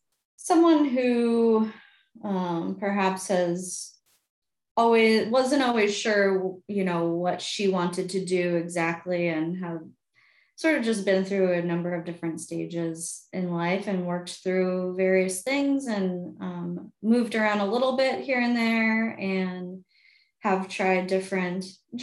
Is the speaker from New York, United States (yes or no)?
yes; New York, United States; now in Madison, United States; I hail from New York originally, the suburbs